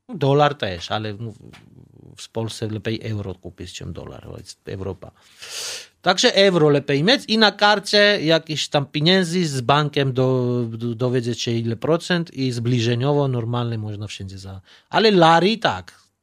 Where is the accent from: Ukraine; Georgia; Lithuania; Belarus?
Georgia; Tbilisi; Polish is a second language; moved away as an adult; now in Poland; ja pochodzę z stolicy Tbilisi